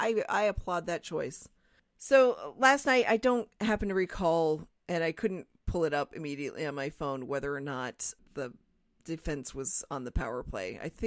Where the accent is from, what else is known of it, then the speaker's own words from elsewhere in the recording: Portsmouth, Rhode Island, United States; also born or lived in Newport, Rhode Island; I grew up on an island.